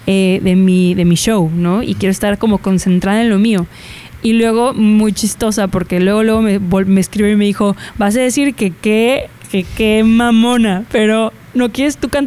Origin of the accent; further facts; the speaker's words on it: Guadalajara, Jalisco, Mexico; Yo soy de Guadalajara